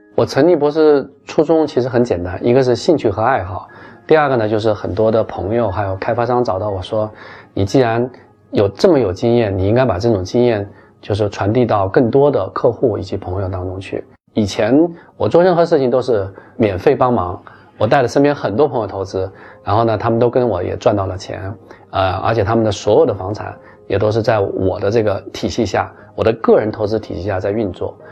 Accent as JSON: {"language": "Chinese", "country": "China", "said": "我们中国人叫一条龙的拳套服务"}